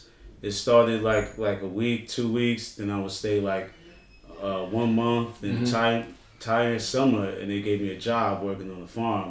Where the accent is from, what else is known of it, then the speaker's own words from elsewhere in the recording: New York City, New York, United States; moved away as an adult; also born or lived in Bed-Stuy / Brazil; Born and raised in Brooklyn, as Kenny said.